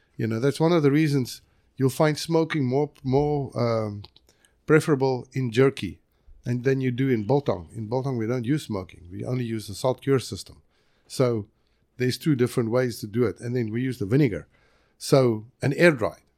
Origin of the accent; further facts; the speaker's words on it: South Africa; now in United States; I am from South Africa